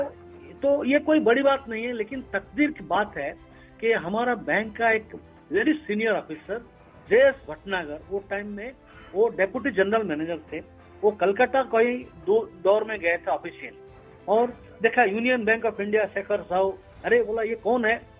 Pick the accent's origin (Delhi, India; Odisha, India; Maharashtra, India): Odisha, India; Berhampur; moved away as an adult; also born or lived in Mumbai; basically मैं उड़ीसा से हूँ मेरा एजुकेशन बरहमपुर सिटी में हुआ था उड़ीसा में और वहाँ पर ग्रेजुएशन के बाद मैं बम्बे चला गया एक्चुअली मैं एक छोटा सा गांव में से बड़ा हुआ है then my parents move to a small town in Brahmapur